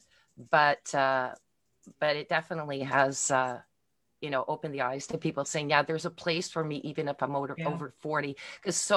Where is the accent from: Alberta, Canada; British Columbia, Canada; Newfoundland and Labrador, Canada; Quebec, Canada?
Quebec, Canada; Montreal; now in Milton, Canada; I am from originally from Montreal, Quebec, but I live in Milton, Ontario right now in Canada